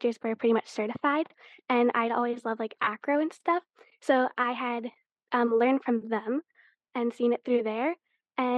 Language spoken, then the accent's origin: English; Guelph, Ontario, Canada; I'm from Guelph, Ontario